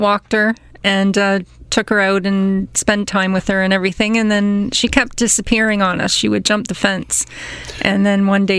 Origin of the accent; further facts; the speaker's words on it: Oshawa, Ontario, Canada; also born or lived in Scarborough, Toronto; I was born in Toronto in the Scarborough area and grew up in Oshawa.